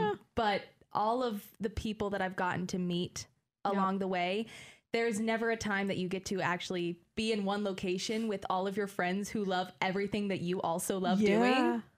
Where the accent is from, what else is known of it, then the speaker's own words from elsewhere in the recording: Salina, Kansas, United States; I am from Salina, Kansas, which is... Okay. A far ways away, kind of right in the middle of the state, and here I am in the middle of Illinois doing the same thing I was doing at home.